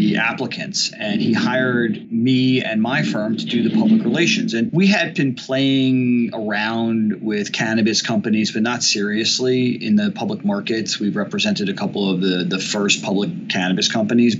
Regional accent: New Jersey, United States; I grew up in New Jersey

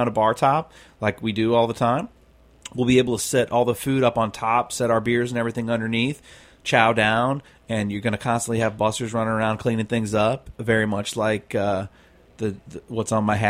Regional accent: St. Louis, Missouri, United States; it's a mix of where I grew up in St. Louis doing ribs and working on that pig farm

